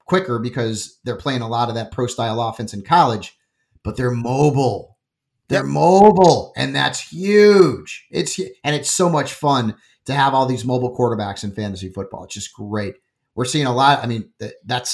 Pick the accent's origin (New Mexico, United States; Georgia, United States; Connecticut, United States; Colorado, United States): Connecticut, United States; I grew up in Connecticut